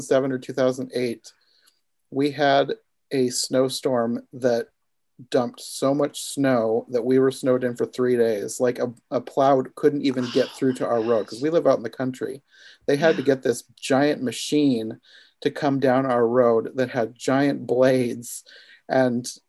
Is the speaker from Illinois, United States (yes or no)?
no; Iowa, United States; I'm from Iowa, and it's been pretty cold here recently.